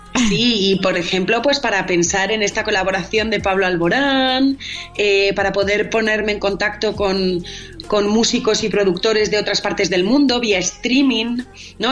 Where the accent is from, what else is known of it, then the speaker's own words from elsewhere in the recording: Spain; soy española